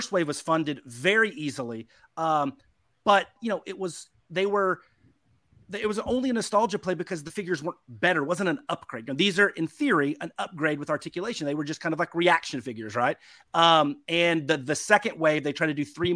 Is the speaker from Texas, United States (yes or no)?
yes; Texas, United States; I grew up here in Texas